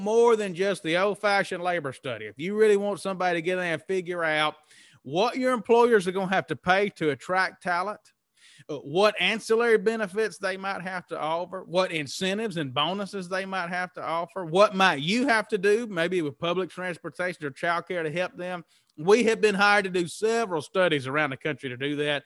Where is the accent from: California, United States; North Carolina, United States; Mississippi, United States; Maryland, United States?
Mississippi, United States; moved away; also born or lived in Lafayette, Louisiana / New Orleans; I was raised in Mississippi